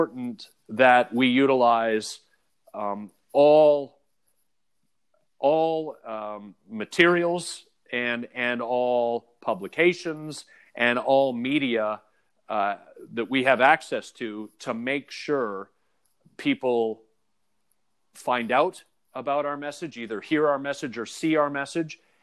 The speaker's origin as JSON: {"language": "English", "town": "Oakville", "region": "Ontario", "country": "Canada", "tie": "born or raised there", "said": "growing up in Toronto, or in Oakville in the greater Toronto area, GTA"}